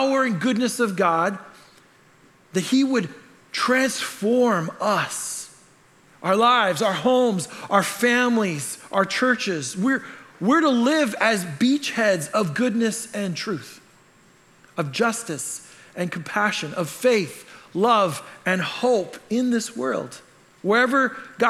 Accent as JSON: {"language": "English", "country": "Canada", "said": "I'm Canadian"}